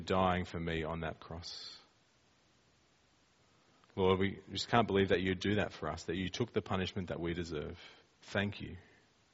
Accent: Australia; we're from Australia and we speak like that.

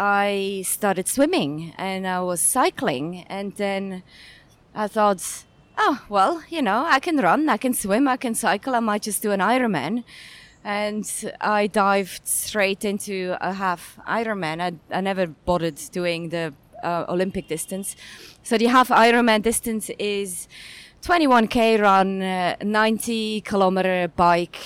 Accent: Zurich, Switzerland; moved away as an adult; now in Hong Kong; born and raised in Switzerland, where I actually didn't do much sports before I came to Hong Kong. I came to Hong Kong around 11 years ago

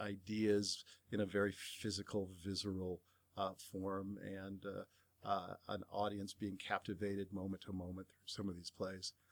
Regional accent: Bay Area, California, United States; I grew up in the Bay Area

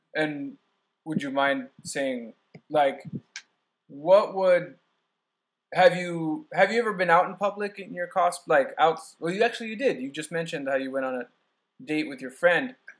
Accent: San Diego, California, United States; moved away; I'm from San Diego

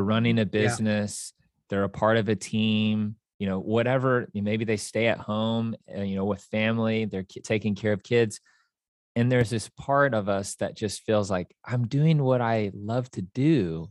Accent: Kansas City, Missouri, United States; moved away as an adult; now in Nashville, United States; So I grew up in Kansas City, Missouri, and in Kansas City, there is no accent. It is very straight. And I moved to Nashville in 2007, and my goal was to walk away with an accent.

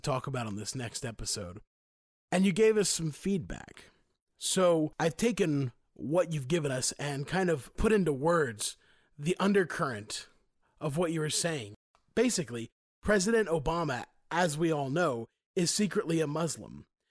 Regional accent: Greenville, South Carolina, United States; I'm from Greenville, South Carolina

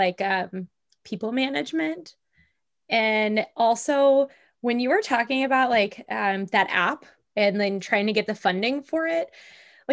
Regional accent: Louisville, Kentucky, United States; the Lindy Hop Louisville, which was swing dance courses in my hometown

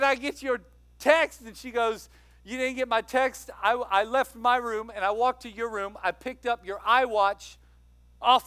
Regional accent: Louisiana, United States; moved away; I'm from Louisiana. My dad lives in Louisiana

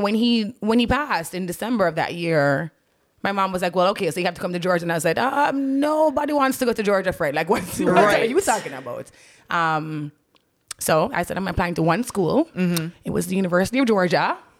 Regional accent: Jamaica; moved away as an adult; also born or lived in Kingston, Jamaica; now in Atlanta, United States; my life growing up in Jamaica.

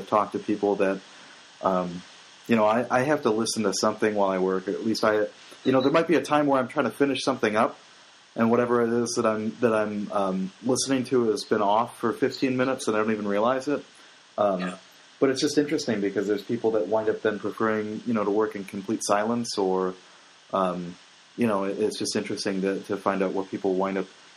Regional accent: Illinois, United States; now in Ohio, United States; I'm from Illinois

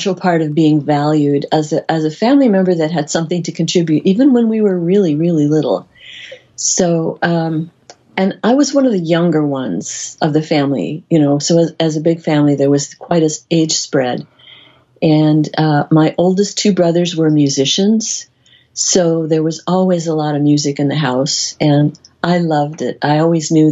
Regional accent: Midwest, United States; I grew up in the Midwest in a very large family

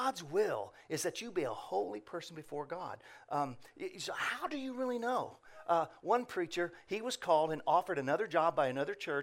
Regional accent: Indiana, United States; now in Ohio, United States; I'm originally from Indiana

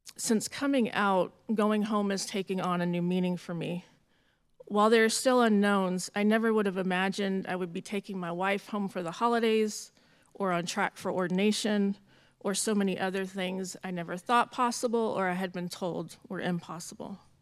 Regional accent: Jacksonville, Florida, United States; moved away; also born or lived in San Francisco Bay Area, California; Jacksonville, Florida, which is my hometown

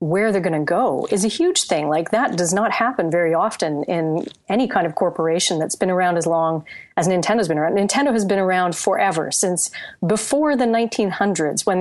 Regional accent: Canada; I speak as a Canadian here

